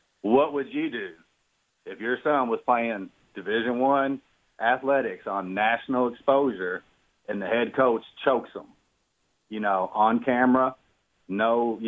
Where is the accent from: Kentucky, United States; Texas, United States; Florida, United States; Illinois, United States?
Kentucky, United States; Louisville; Hey, JR. Thanks for taking my call. I'm from Louisville, Kentucky.